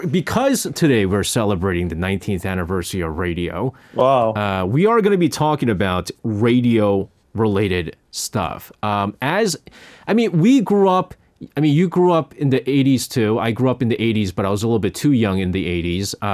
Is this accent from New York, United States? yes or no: yes; New York, United States; I remember I grew up in New York, and so there was a station uh, called Z100.